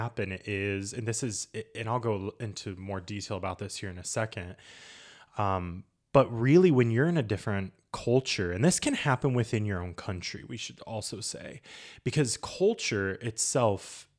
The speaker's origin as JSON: {"language": "English", "region": "Indiana", "country": "United States", "said": "we would tell people we're from Indiana and no one knew where that was."}